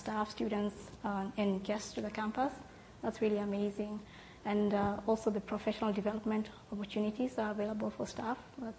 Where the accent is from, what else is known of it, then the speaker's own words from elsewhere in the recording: Kenya; moved away as an adult; now in Canada; I was a new immigrant in 2009, and when I came here as a volunteer person in September 2009, I found a family here that was ready to accept me from wherever I came from Kenya